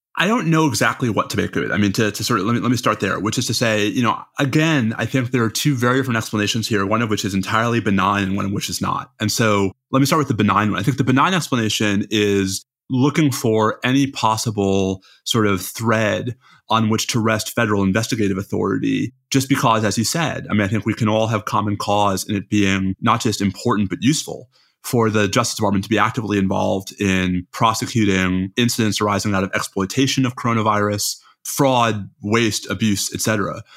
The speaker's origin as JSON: {"language": "English", "region": "New York", "country": "United States", "said": "I'm a New Yorker"}